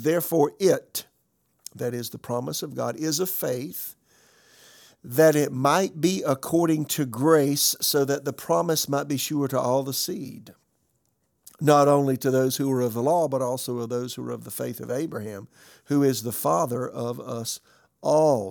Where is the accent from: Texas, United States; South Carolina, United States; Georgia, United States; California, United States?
South Carolina, United States; Florence; moved away; also born or lived in Raleigh, North Carolina; my hometown, Florence, South Carolina